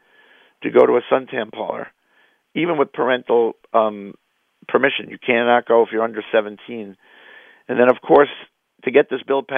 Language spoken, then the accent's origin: English; New York, United States; moved away; also born or lived in Philadelphia; I grew up in New York